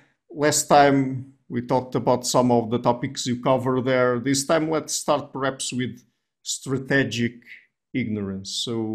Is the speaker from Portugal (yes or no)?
yes; Portugal; I'm from Portugal